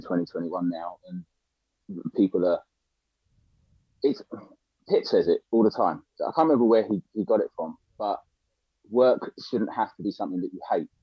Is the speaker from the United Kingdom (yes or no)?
yes; Littlehampton, South East England, United Kingdom; now in London, United Kingdom; I live in London now, but I grew up in a place called Littlehampton, right, in between Worthing and in between Brighton and Portsmouth